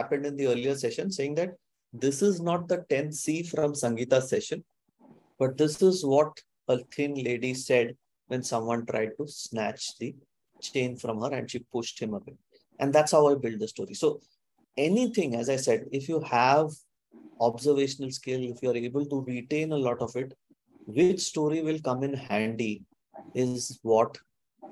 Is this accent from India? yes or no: yes; Kalyan, Maharashtra, India; We used to stay in a place in a land far, far away called as Kalyan